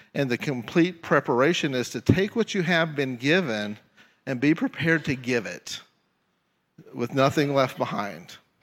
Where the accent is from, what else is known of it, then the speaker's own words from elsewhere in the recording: Tyler, Texas, United States; moved away as an adult; now in Jefferson City, United States; my hometown is Tyler, Texas, and God called me out of Tyler, Texas to Jefferson City.